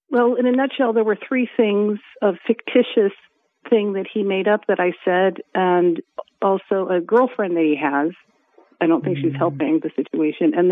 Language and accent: English; Los Angeles, California, United States; moved away as an adult; now in Riverside County, United States; I'm from LA, but I just moved out here.